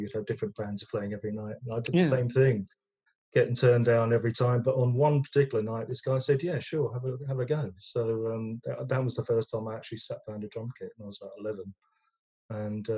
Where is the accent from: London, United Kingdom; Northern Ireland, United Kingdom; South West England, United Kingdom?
London, United Kingdom; I'm a West Londoner. I'm from Ealing.